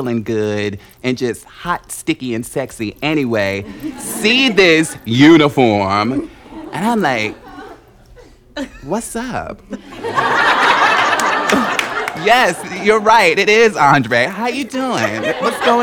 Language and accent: English; Newark, New Jersey, United States; I'm from Newark, New Jersey